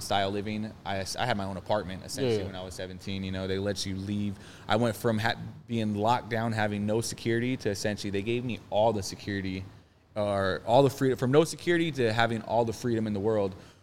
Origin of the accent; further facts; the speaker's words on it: Phoenix, Arizona, United States; also born or lived in Mesa; I'm from Phoenix